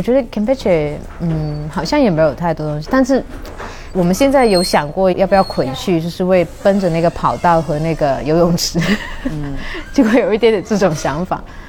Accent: Guangdong, China; moved away; also born or lived in Shanghai; 因为我是广东人嘛

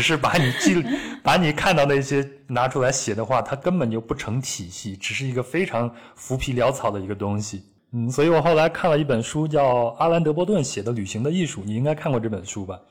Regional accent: Henan, China; 小时候生活在河南山区的小孩子

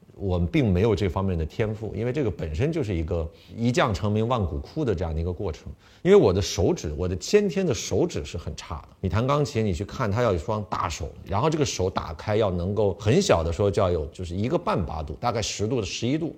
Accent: Beijing, China; moved away as an adult; also born or lived in United States; 我本身在北京出生，北京长大，然后呢，有中国胃，对吧？出去的时候已经二十三岁了

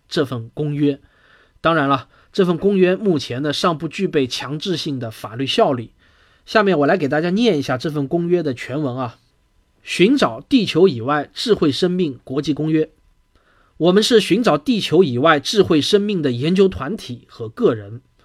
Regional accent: China; 我们中国人

